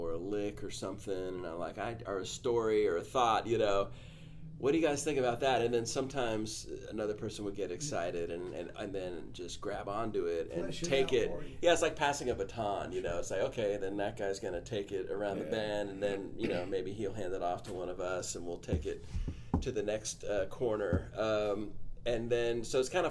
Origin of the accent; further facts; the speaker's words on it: California, United States; now in Nashville, United States; I grew up in California, but I always wanted to live in Nashville, you know, so I moved there as soon as I could